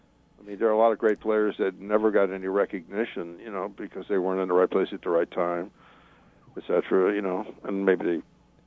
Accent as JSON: {"language": "English", "town": "Detroit", "region": "Michigan", "country": "United States", "said": "Because I come from Detroit."}